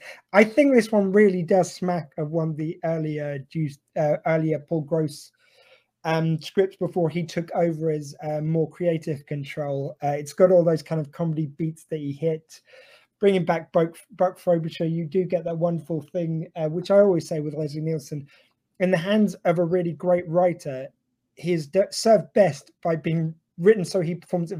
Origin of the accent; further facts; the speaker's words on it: Ireland; I'm Irish.